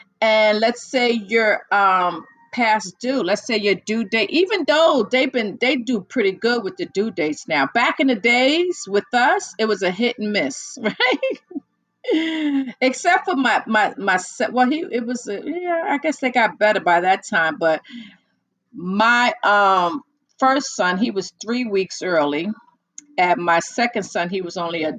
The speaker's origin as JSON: {"language": "English", "country": "United States", "said": "I am from the US, the US of good A, USA"}